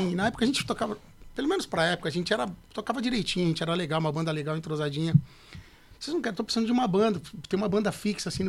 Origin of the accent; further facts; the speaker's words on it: Pirassununga, São Paulo, Brazil; also born or lived in Santa Cruz das Palmeiras; now in São Paulo, Brazil; Sou do interior de São Paulo. Interior? Nasci na cidade de Santa Cruz das Palmeiras, mas só nasci. E minha infância toda eu vivi em Pirassununga. Filho de pastores, né?